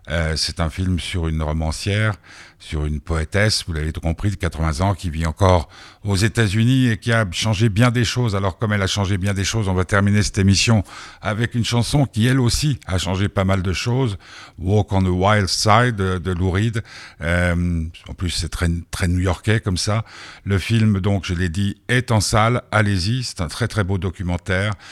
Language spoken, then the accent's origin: French; Belgium; je suis belge.